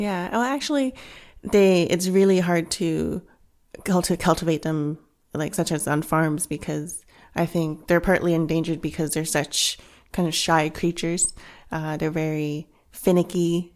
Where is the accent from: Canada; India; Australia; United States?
Canada; Vancouver, British Columbia; also born or lived in Hong Kong; I was born in Hong Kong, um, raised in Canada, in Vancouver, but went back to Hong Kong a lot